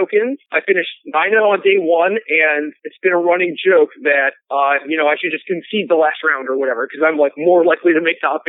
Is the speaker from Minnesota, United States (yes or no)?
yes; Elk River, Minnesota, United States; I was born in a smallish town called Elk River. It's 45 minutes north of the Twin Cities in Minnesota.